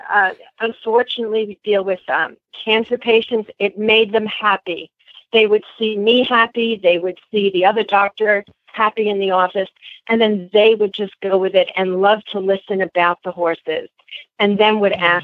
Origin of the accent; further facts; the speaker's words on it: New York, United States; I'm born and raised in New York.